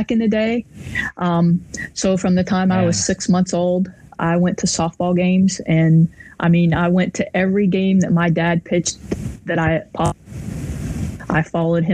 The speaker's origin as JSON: {"language": "English", "town": "Waynesburg", "region": "Pennsylvania", "country": "United States", "tie": "born or raised there", "also_born_or_lived": "Morgantown, West Virginia / Champaign, Illinois", "moved": "as an adult", "said": "I grew up in Waynesburg, Pennsylvania, which is just 30 miles north of Morgantown"}